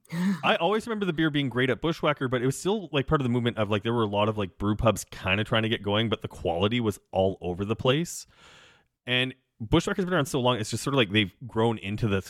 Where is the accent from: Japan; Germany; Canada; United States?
Canada; Saskatchewan; now in Toronto, Canada; I was raised in Saskatchewan